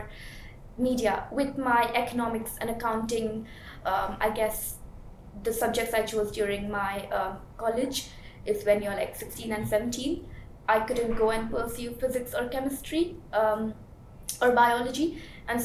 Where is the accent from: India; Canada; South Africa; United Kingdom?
India; Mumbai, Maharashtra; moved away; I was born and brought up in Mumbai, and I did my bachelor's in Mumbai as well